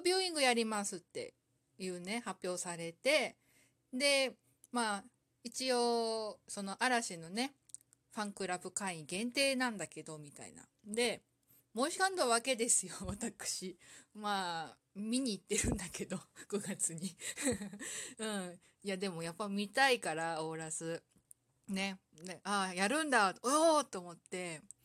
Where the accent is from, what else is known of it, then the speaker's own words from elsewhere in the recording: Saitama, Japan; 私の地元